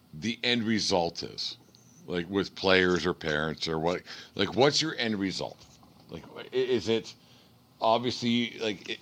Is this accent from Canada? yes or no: yes; Canada; as a Canadian